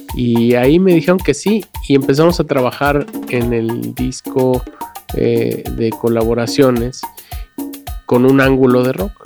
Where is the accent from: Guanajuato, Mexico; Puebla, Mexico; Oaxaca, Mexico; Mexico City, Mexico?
Mexico City, Mexico; yo vengo de Coyoacán, de un pueblo adentro de Coyoacán que se llama San Lucas